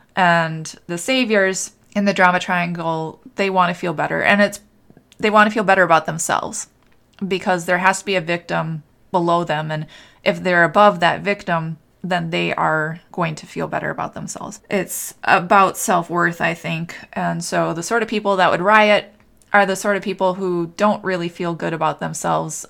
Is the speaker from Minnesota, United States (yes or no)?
yes; Minnesota, United States; moved away; also born or lived in New Hope, Minnesota; my family's in Minnesota and I grew up in Minnesota. And I lived in New Hope for a while